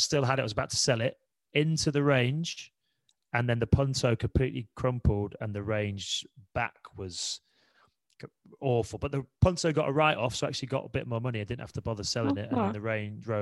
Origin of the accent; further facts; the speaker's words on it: Leeds, Yorkshire and the Humber, United Kingdom; moved away; I'm from Leeds. I had a year out of school and played for my local club Leeds